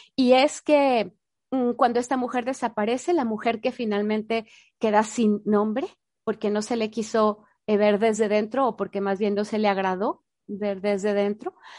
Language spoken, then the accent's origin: Spanish; Mexico; yo soy mexicana